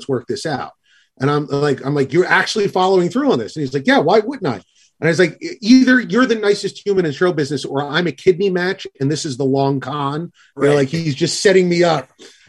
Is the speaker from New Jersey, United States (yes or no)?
yes; New Jersey, United States; well, I'm from New Jersey.